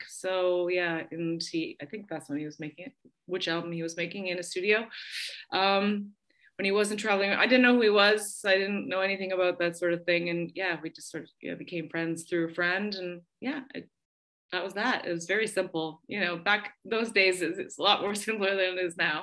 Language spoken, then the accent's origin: English; Windsor, Ontario, Canada; moved away as an adult; also born or lived in England; Windsor, my hometown